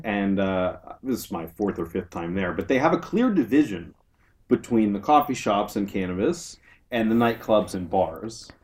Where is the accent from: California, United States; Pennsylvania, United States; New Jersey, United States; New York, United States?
California, United States; Southern; moved away as an adult; also born or lived in Berkeley; now in San Francisco, United States; I'm from Southern California originally